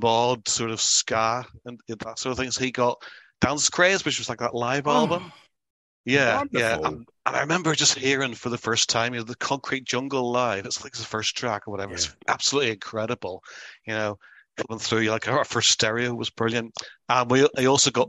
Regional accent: Belfast, Northern Ireland, United Kingdom; We grew up in Belfast.

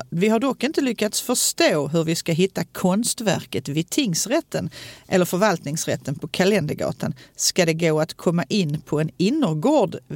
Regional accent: Stockholm, Stockholm County, Sweden; born there; also born or lived in Småland; Fast jag alltid hade tänkt att jag skulle tillbaka till Storstockholm där jag är född.

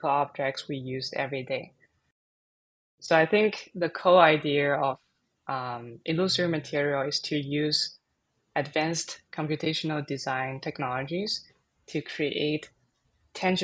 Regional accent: China; now in San Francisco, United States; I was born and raised in China, and I'm currently based in San Francisco.

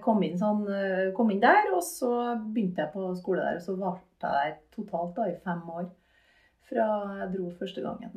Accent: Malvik, Trøndelag, Norway; Jeg vokste opp på Malvik, på Hundammeren.

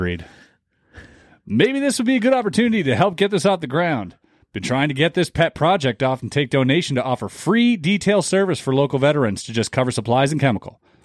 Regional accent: Canada; I'm Canadian

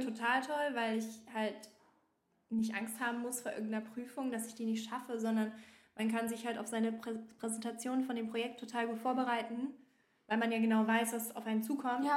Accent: Bavaria, Germany; moved away as an adult; now in Berlin, Germany; ich komme halt ursprünglich aus Bayern

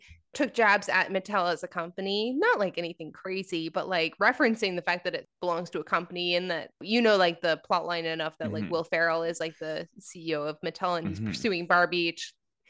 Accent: Canada; American Girl dolls, which we didn't have because we're Canadian.

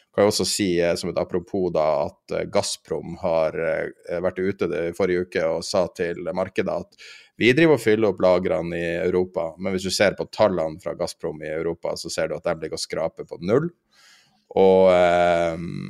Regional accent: Northern Norway, Norway; jeg er fra Nord-Norge

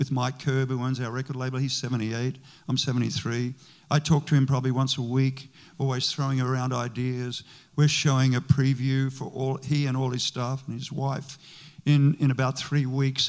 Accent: Australia; moved away as an adult; now in United States; my wife is from Australia, I'm from Australia

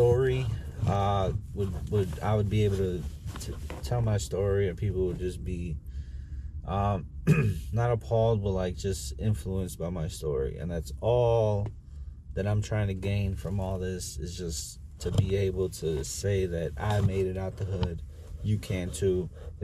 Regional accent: Chicago, Illinois, United States; I'm from South Chicago

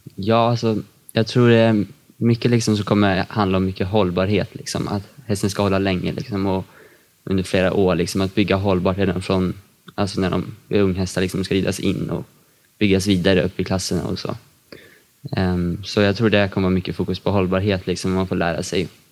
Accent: Katrineholm, Södermanland, Sweden; Jag kommer från Katrineholm och är 16 år.

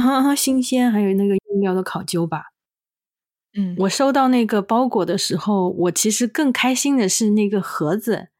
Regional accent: China; moved away as an adult; now in Germany; 对于我这个土生土长的中国人来说

